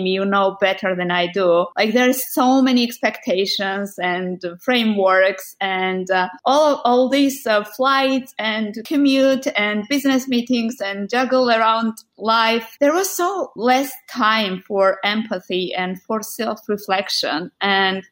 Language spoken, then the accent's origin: English; Georgia; moved away as an adult; also born or lived in Netherlands; I was born in Georgia